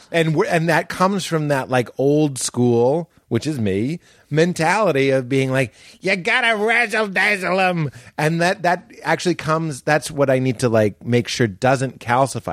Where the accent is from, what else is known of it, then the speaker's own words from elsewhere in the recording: United States; we're, we're an American culture